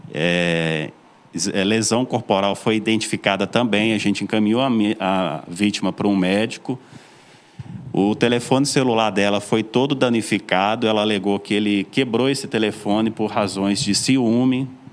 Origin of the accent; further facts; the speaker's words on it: Belo Horizonte, Minas Gerais, Brazil; accent: mineiro; moved away as an adult; also born or lived in Floresta, Pernambuco; now in Serra Talhada, Brazil; Eu sou mineiro, sou de Belo Horizonte, estou em Pernambuco morando já desde 2018